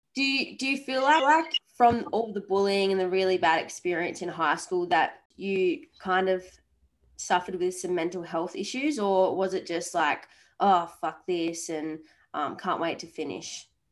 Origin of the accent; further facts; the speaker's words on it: Esperance, Western Australia, Australia; moved away; my hometown which is Esperance